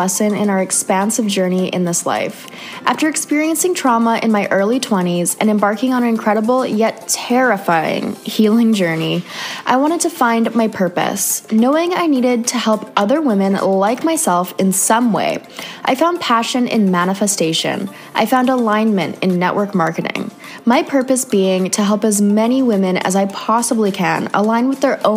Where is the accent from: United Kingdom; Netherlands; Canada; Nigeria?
Canada; moved away; another Canadian girl living